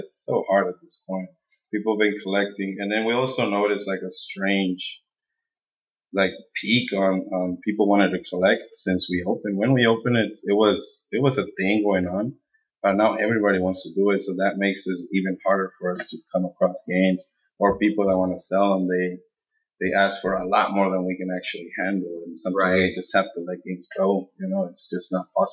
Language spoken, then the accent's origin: English; Yuma, Arizona, United States; moved away as an adult; also born or lived in Mexico; now in Phoenix, United States; we grew up in Yuma. I love Yuma. That's my hometown, San Luis, all the surrounding areas.